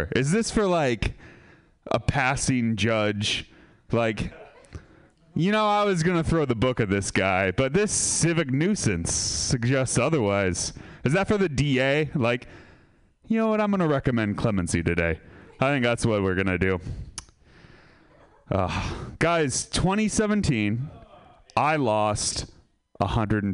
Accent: Sebastopol, California, United States; I'm from Sebastopol

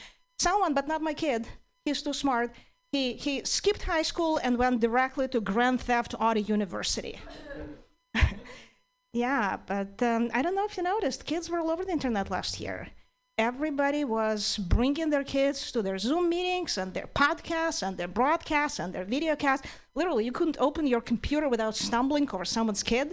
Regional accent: Ukraine; English is a second language; now in United States; I'm originally from Ukraine

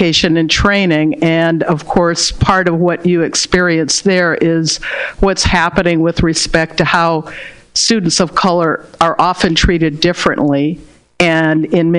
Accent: Berkeley, California, United States; I was born and raised in Berkeley, California.

